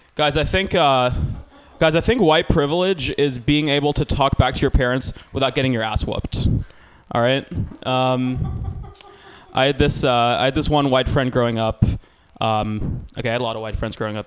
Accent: Georgia, United States; now in California, United States; I grew up in Georgia

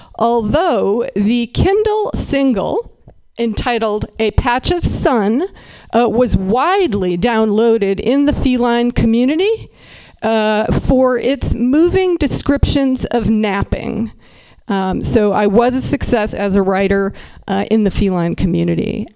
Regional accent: Berkeley, California, United States; I am from Berkeley, California

